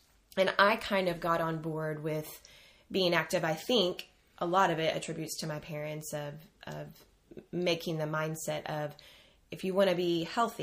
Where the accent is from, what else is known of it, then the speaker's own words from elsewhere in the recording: Houston, Texas, United States; now in College Station, United States; We both graduated from A&M, both born and raised in Houston